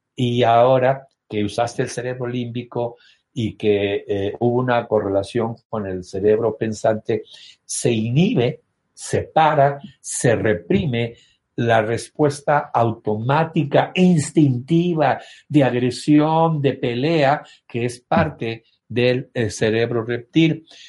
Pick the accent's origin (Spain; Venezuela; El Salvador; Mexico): Mexico; Soy mexicano.